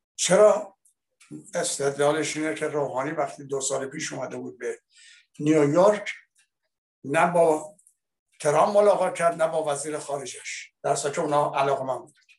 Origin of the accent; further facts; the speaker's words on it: Iran; now in France; من به عنوان یک ایرانی